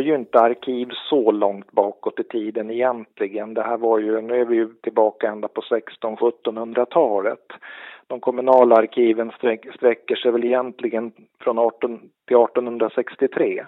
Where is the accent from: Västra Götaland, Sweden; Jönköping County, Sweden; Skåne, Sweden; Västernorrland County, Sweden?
Västernorrland County, Sweden; Örnsköldsvik; Större delen av min uppväxt har varit i Örnsköldsvik då, som är grannkommun till Sollefteå. Så att jag är uppväxt ute vid kusten